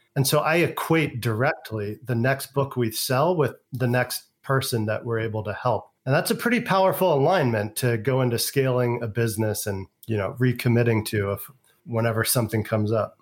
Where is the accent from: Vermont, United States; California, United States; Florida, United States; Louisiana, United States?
California, United States; San Francisco; moved away as an adult; also born or lived in Europe / Asia / the South; now in Las Vegas, United States; I was born in San Francisco, California, two blocks from Haight Asbury, grew up in the San Francisco Bay Area, went to California public schools my entire education